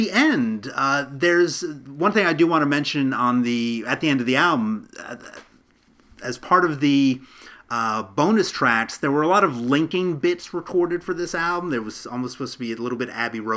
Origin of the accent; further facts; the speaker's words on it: United States; as an American